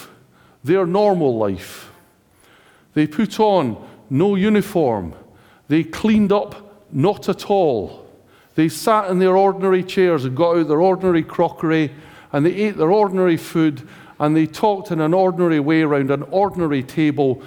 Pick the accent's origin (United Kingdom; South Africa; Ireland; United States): United Kingdom; we are British